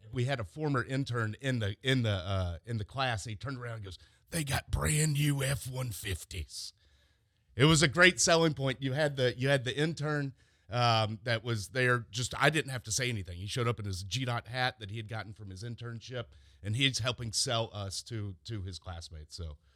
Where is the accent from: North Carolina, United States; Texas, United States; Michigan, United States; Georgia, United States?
Georgia, United States; Mapleton; I am from Mapleton